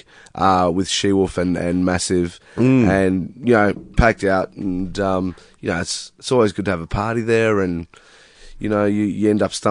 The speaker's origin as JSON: {"language": "English", "town": "Pascoe Vale", "region": "Victoria", "country": "Australia", "tie": "born or raised there", "lives_now": "Epping, Australia", "said": "I grew up actually in Pasco Vale."}